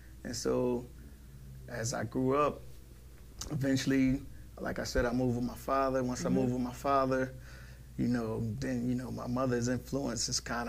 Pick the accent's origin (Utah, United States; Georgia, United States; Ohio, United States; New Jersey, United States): New Jersey, United States; New Brunswick; also born or lived in Plainfield, New Jersey / Franklin, New Jersey; I was born in Brunswick, raised in Plainfield and New Brunswick.